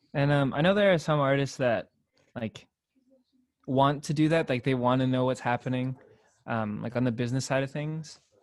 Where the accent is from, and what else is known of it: Torrance, California, United States; born or raised there; moved away as an adult; now in San Diego, United States